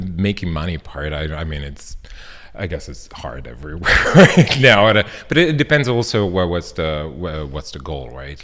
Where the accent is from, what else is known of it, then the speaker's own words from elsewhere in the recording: Milan, Lombardy, Italy; English is a second language; now in Berlin, Germany; I grew up in Milan